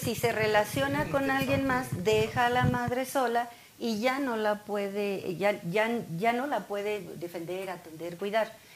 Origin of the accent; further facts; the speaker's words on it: Mexico; nosotros como mexicanos